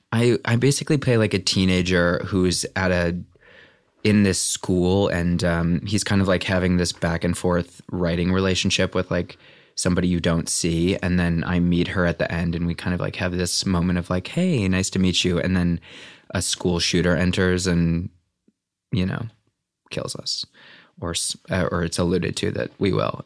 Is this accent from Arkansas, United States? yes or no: no; Valparaiso, Indiana, United States; born or raised there; also born or lived in Beverly, Chicago, Illinois